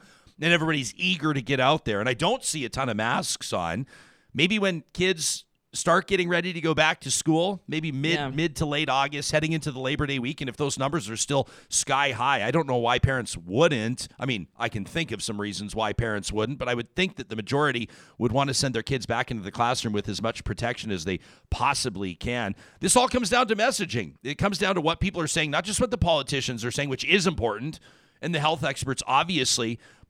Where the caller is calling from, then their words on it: Edmonton, Alberta, Canada; I'm coming from Edmonton and in Alberta right now.